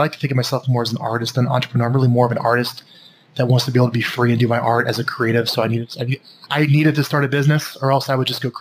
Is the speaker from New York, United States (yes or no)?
no; Omaha, Nebraska, United States; I grew up in Omaha, Nebraska, in a very middle-class family